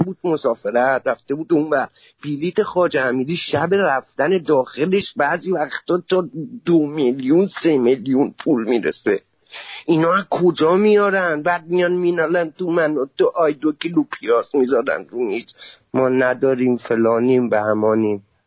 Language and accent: Persian; Khuzestan, Iran; من بختیاری هم من مال خوزستانیم